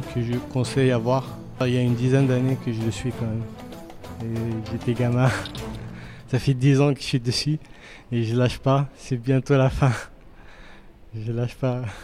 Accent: Pantin, Île-de-France, France; now in Paris, France; j'ai grandi à Pantin, je suis un enfant de Pantin, un pantinois d'origine, et je vis principalement à Paris.

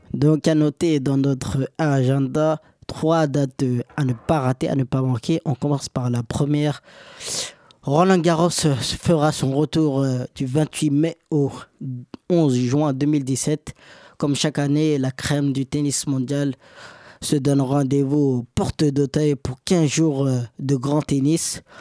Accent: Senegal; moi je suis sénégalais

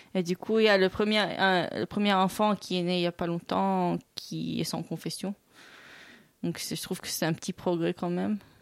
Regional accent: Sidon, South Governorate, Lebanon; born or raised there; moved away; also born or lived in Donetsk, Ukraine

